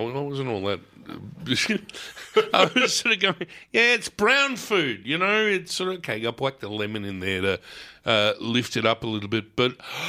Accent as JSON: {"language": "English", "town": "Bronx", "region": "New York", "country": "United States", "said": "Hey, I'm right. I'm from the Bronx, okay? Don't mess with me."}